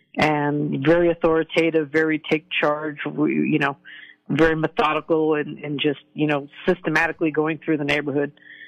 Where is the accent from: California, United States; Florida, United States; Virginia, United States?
Virginia, United States; Virginia Beach; born there; Well, I was born at Virginia Beach Hospital, which no longer exists.